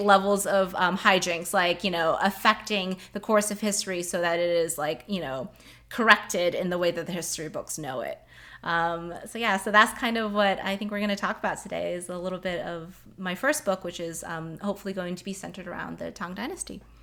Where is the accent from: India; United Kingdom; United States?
United States; I am Chinese American